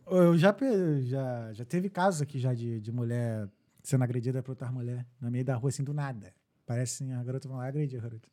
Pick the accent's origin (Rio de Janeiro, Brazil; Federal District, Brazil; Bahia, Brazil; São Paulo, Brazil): Rio de Janeiro, Brazil; now in Dublin, Ireland; sou do Rio, sou, só não moro mais aqui muito tempo, mas assim, eu sou do Rio, sou de Jacarepaguá